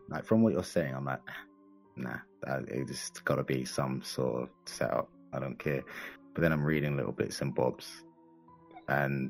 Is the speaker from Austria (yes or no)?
no; London, United Kingdom; I grew up in East London